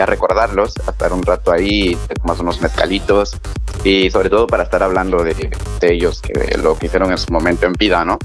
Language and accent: Spanish; Mexico; Yo soy mexicano